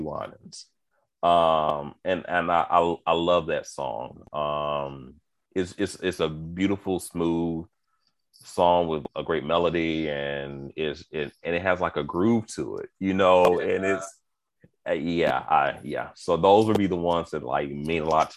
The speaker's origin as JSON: {"language": "English", "town": "Houston", "region": "Texas", "country": "United States", "tie": "born or raised there", "also_born_or_lived": "Spartanburg, South Carolina", "said": "I was born in Spartanburg, South Carolina, and then I moved to Houston when I was five"}